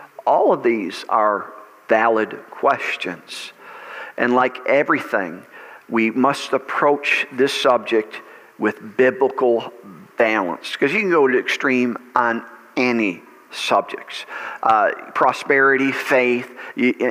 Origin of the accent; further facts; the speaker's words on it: United States; I am an American. I enjoy being an American